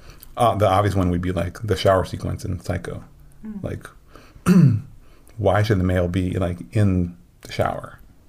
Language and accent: English; Midwest, United States; just because I grew up in the Midwest where like the term feminist was like seen as a bad thing.